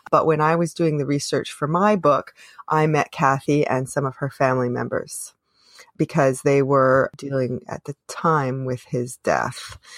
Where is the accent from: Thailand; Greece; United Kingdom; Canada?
Canada; I am unapologetically Canadian.